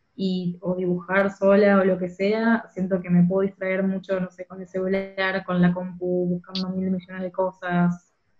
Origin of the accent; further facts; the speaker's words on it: Rosario, Santa Fe, Argentina; moved away as an adult; now in Berlin, Germany; al lugar de donde soy